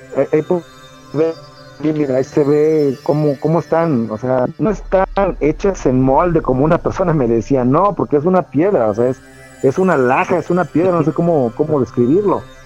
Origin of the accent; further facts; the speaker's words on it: Mexico City, Mexico; soy de la Ciudad de México